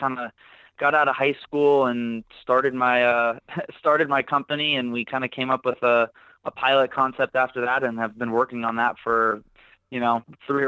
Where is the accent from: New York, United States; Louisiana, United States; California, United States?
California, United States; San Diego; I'm born and raised in San Diego, California. I've been here all 24 years of my life